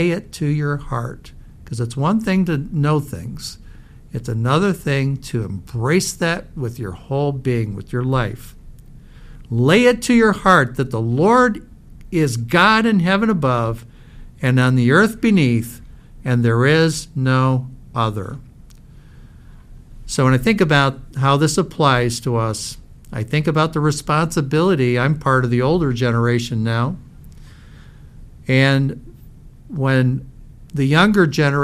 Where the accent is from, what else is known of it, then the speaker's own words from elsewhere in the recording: Fraser, Michigan, United States; as a kid, I grew up in Fraser, Michigan